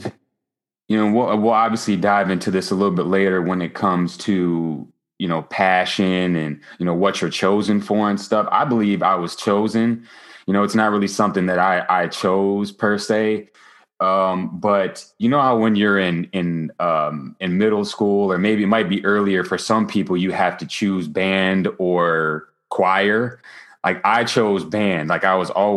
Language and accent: English; Grand Rapids, Michigan, United States; now in New Jersey, United States; I'm originally from Grand Rapids, Michigan, not to be confused with Detroit, Michigan or 8 Mile.